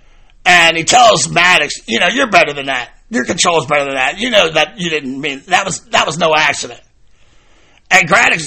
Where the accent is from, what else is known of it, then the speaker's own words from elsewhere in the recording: Baltimore, Maryland, United States; growing up in Baltimore